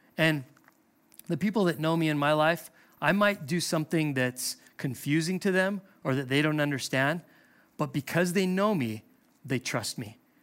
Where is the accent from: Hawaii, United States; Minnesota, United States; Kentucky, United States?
Hawaii, United States; I'm from Hawaii.